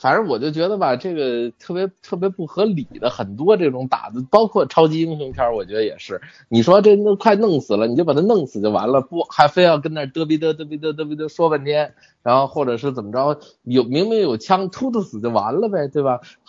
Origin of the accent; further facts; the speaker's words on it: China; 什么感觉作为一个中国人有多骄傲，我还真没骄傲起来。